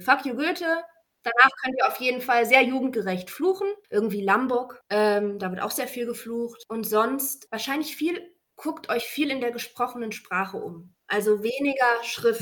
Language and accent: German; Bonn, North Rhine-Westphalia, Germany; Ich komme aus Bonn